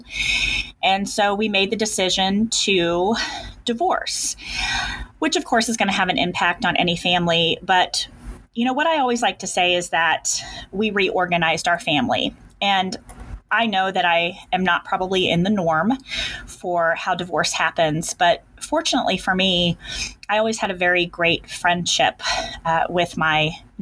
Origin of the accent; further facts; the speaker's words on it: Kansas, United States; I'm a Kansas girl. I have been born and bred in Kansas